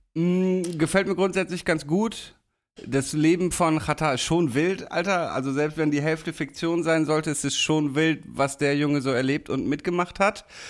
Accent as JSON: {"language": "German", "town": "Damme", "region": "Lower Saxony", "country": "Germany", "tie": "born or raised there", "moved": "yes", "said": "wenn ich wieder in der Heimat bin"}